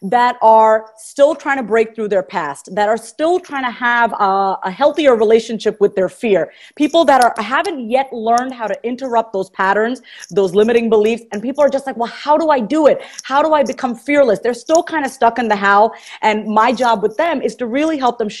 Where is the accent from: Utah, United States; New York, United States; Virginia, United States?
New York, United States; moved away as an adult; now in Kansas, United States; I'm from New York.